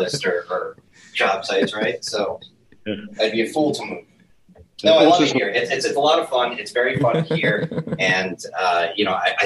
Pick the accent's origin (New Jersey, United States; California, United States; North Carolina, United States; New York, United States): New York, United States; New York area, United States; I am born and raised in the New York area in the United States